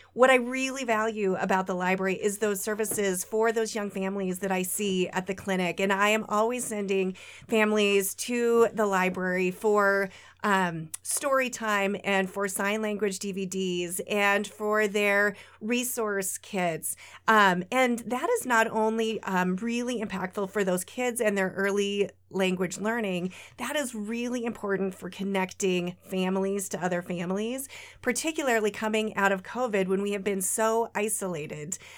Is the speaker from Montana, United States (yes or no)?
yes; Lewistown, Montana, United States; now in Great Falls, United States; I grew up in Lewistown, a couple hours away, but, um, we moved back to Great Falls in two thousand and seven